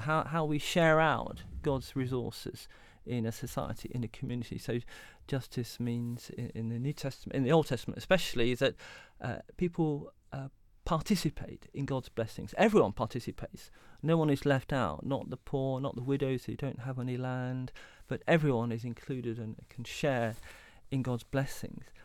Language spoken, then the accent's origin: English; Derby, East Midlands, United Kingdom; also born or lived in Southampton; I was a teenager growing up in Derby in the East Midlands